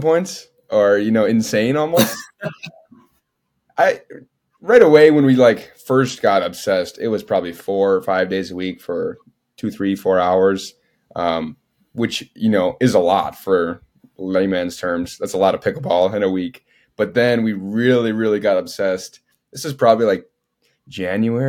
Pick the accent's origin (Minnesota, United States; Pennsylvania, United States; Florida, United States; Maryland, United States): Minnesota, United States; moved away as an adult; now in Austin, United States; I am originally from Minnesota. It's where I am now. I'm in my childhood bedroom